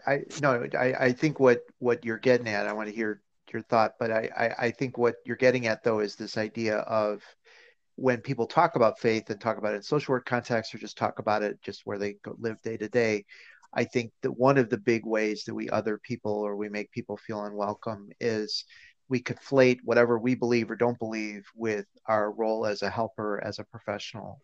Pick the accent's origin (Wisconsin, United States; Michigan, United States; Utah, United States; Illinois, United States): Illinois, United States; Chicago; I grew up uh, in and around Chicago